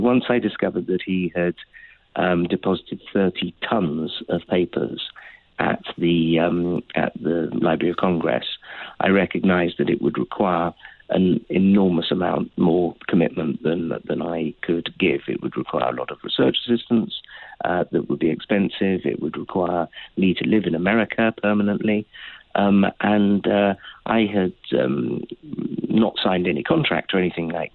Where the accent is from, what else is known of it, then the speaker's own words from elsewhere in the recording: United Kingdom; I'm a Brit